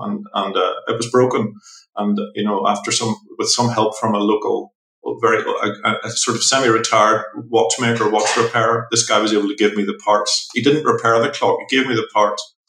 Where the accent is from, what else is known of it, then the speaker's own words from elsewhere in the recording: Belfast, Northern Ireland, United Kingdom; I'm from Northern Ireland. I'm from Belfast.